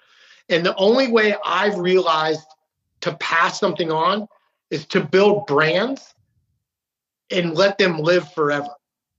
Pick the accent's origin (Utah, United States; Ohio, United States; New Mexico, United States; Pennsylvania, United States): Utah, United States; born there; now in Maryland, United States; And that's funny being from, you know, living in Maryland. And, you know, but I was born in Utah. My dad's from Great Falls, Montana. My grandfather was from Fairbanks, and then he actually moved to New York City.